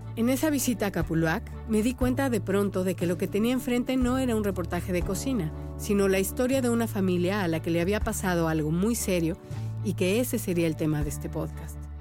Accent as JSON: {"language": "Spanish", "country": "Mexico", "moved": "as an adult", "lives_now": "Miami, United States", "said": "soy periodista y soy mexicana"}